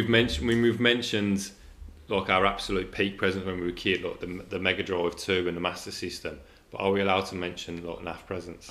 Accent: England, United Kingdom; we're English

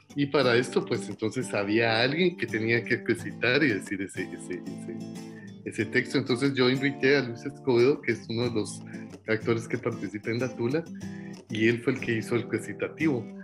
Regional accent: Guatemala; somos los guatemaltecos

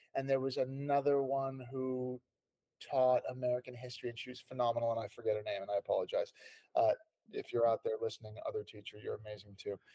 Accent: Canada; moved away as an adult; also born or lived in London; I was born in Canada and spent oh. um, most of my uh, young years there. Um, all of them actually

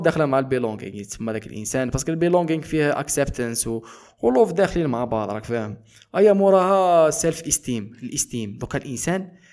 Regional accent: eastern Algeria, Algeria; انتمي الى الجزائر نسبيا انتمي الى آه، شرق الجزائر نسبيا اكثر

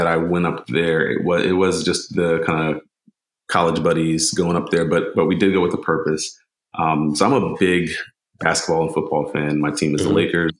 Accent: New York City, New York, United States; moved away as an adult; now in Washington, D.C., United States; originally from New York, grew up in the Bronx. Been in DC for about 10 years now

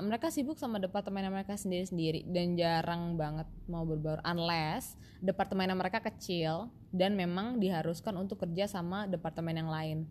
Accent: Indonesia; kita orang Indo

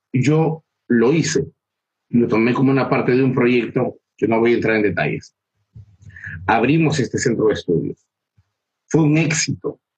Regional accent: Peru; yo vivo en Perú, soy peruano

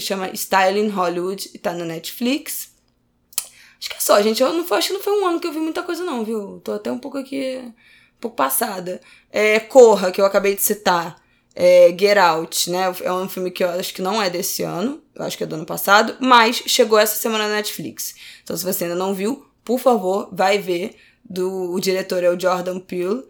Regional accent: Brazil; eu sou brasileira

